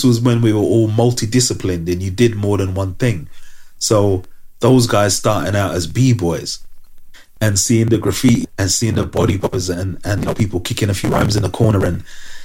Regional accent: London, United Kingdom; I was from London

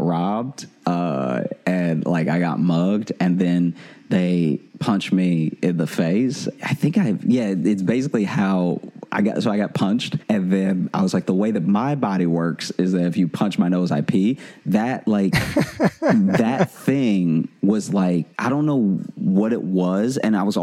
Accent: Louisiana, United States; moved away as an adult; now in New York, United States; I come from Louisiana

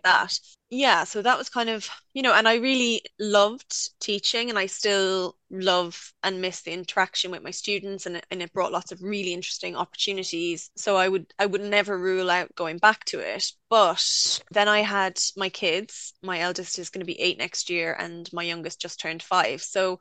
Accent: Limerick, Munster, Ireland; moved away as an adult; now in United Kingdom; I went to art college in my hometown, Limerick School of Art and Design.

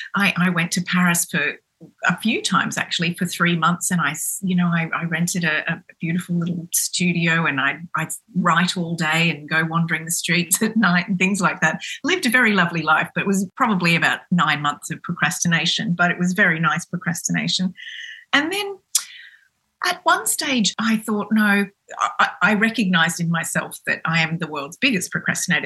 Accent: Cairns, Queensland, Australia; grew up in in Cairns, which is a very small town

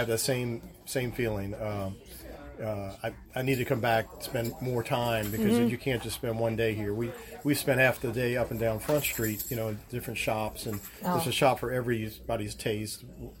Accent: Arabi, Louisiana, United States; also born or lived in New Orleans, Louisiana; now in Baton Rouge, United States; I'm originally from New Orleans. I'm originally from New Orleans. But I grew up in Araby, Louisiana, right outside of New Orleans, and I now live in Baton Rouge. I've been in Baton Rouge for about 20 years.

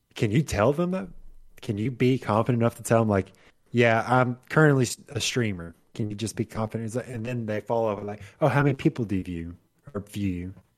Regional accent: Mississippi, United States; I'm from Mississippi

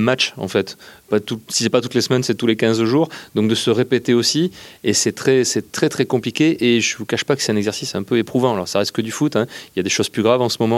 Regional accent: Bordeaux, Nouvelle-Aquitaine, France; je suis né à Bordeaux

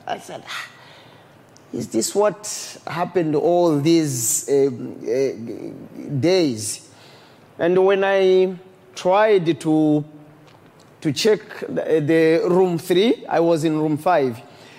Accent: DR Congo; also born or lived in Burundi; I'm from Congo. Yeah. When war broke in Congo, I was sent by my parents to go and do my studies in Burundi.

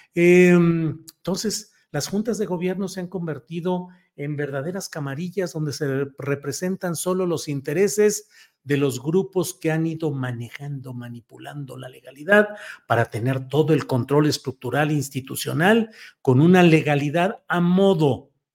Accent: Torreón, Coahuila, Mexico; yo que soy de Torreón, Coahuila

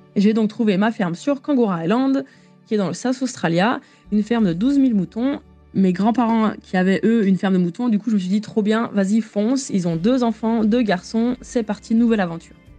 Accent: France; accent: French; moved away; notre accent euh, français

